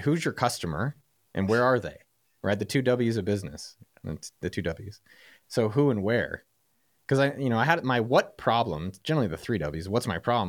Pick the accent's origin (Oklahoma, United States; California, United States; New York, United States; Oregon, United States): California, United States; San Francisco Bay Area; I'm from the Bay Area